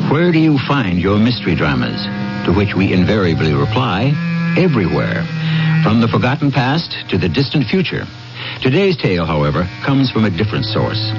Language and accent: English; Fall River, Massachusetts, United States; I grew up in Fall River, Massachusetts, so the Lizzie Borden murder case was pretty